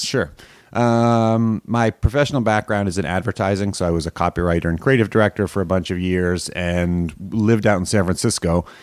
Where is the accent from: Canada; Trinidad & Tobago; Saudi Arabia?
Canada; I grew up in Canada